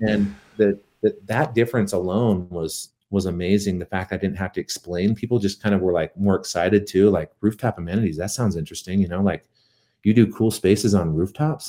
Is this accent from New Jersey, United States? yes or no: no; Tooele, Utah, United States; moved away as an adult; also born or lived in Las Vegas; now in Salt Lake City, United States; I was from Tooele